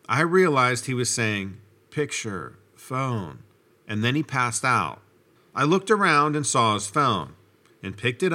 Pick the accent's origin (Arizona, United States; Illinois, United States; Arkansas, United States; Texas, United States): Arkansas, United States; I grew up in the South in Arkansas, and raccoons were considered really big pests.